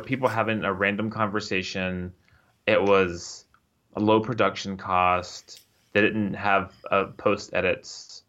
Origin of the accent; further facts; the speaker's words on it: San Antonio, Texas, United States; San Antonio, in my hometown.